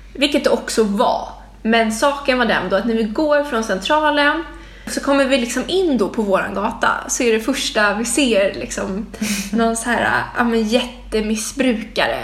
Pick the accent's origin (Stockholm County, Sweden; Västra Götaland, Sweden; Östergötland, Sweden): Stockholm County, Sweden; Stockholm; jag växte upp på Långholmsgatan som kallades för Knivsöder back in the days